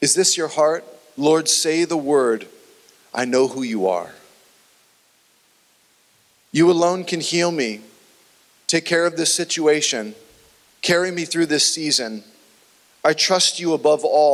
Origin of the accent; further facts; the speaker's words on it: United States; We, as an American nation